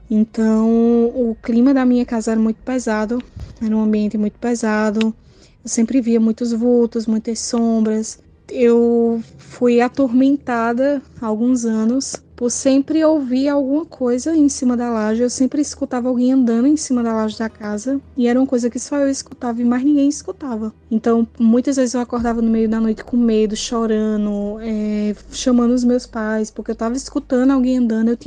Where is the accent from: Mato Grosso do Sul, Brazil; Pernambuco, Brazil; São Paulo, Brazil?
Pernambuco, Brazil; sou aqui de Pernambuco.